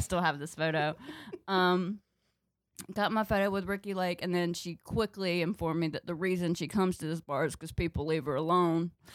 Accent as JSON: {"language": "English", "region": "North Carolina", "country": "United States", "also_born_or_lived": "Chicago", "moved": "yes"}